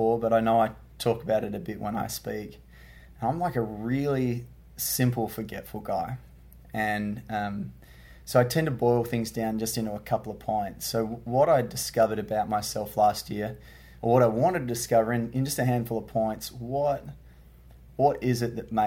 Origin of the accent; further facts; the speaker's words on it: Perth, Western Australia, Australia; I hail from Perth, Australia, which is the west coast of Australia